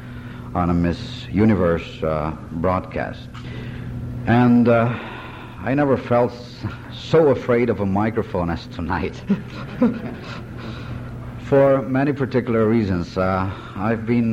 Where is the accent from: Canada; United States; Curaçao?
Curaçao; I was born in 1942 in Curaçao in the Netherlands Antilles from Dominican parents